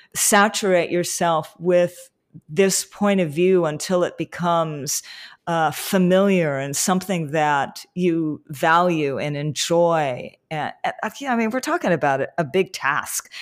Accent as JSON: {"language": "English", "region": "Hawaii", "country": "United States", "tie": "born or raised there", "said": "growing up in Hawaii"}